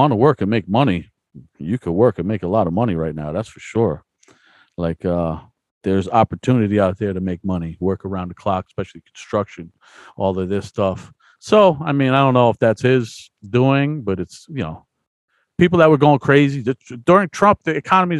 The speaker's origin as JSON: {"language": "English", "country": "United States", "said": "And I'm an American"}